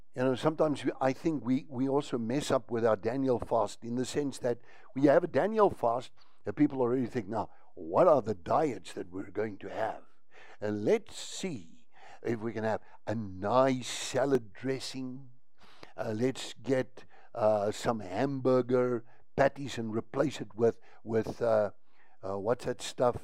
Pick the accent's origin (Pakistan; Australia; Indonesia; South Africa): South Africa; I'm a South African, and here in South Africa